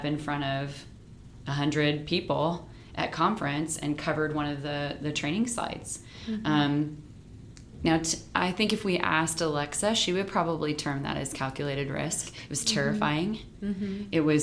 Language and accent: English; Nebraska, United States; we're the only people from Nebraska